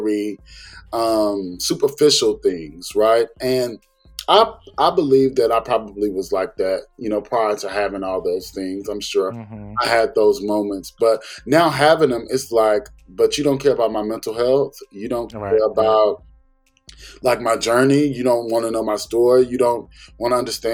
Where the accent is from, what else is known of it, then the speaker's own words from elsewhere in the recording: the South, United States; I'm from the South and we go to places and we do things